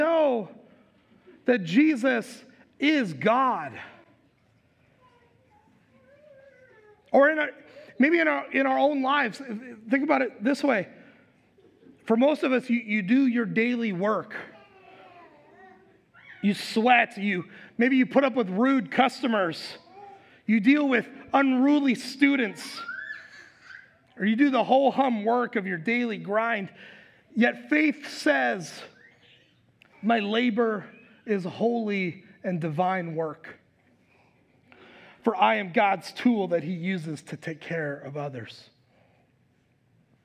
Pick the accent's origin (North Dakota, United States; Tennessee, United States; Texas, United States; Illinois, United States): North Dakota, United States; now in Minnesota, United States; growing up in North Dakota